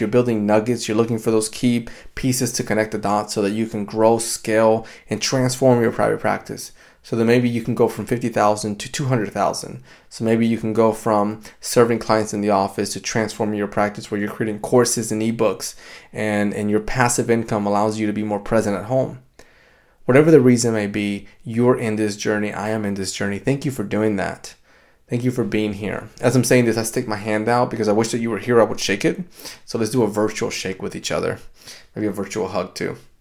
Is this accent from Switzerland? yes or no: no; Dominican Republic; now in United States; I grew up in the Dominican Republic